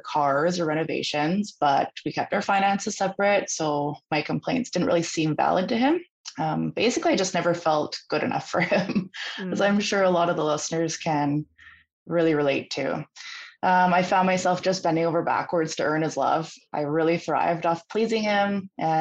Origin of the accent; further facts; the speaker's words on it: Vancouver Island, British Columbia, Canada; I'm from British Columbia up in Canada